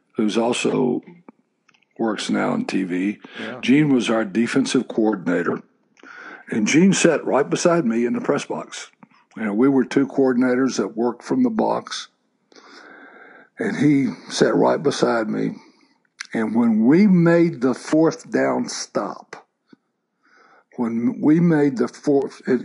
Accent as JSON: {"language": "English", "region": "Texas", "country": "United States", "tie": "born or raised there", "said": "I grew up in Texas"}